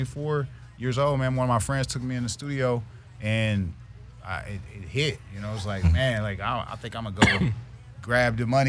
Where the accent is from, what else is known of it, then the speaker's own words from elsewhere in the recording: Columbus, Ohio, United States; moved away as an adult; now in Los Angeles, United States; I'm from Columbus, Ohio, Midwest area.